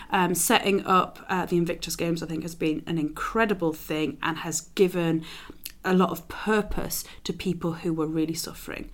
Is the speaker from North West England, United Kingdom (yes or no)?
no; London, United Kingdom; As a Londoner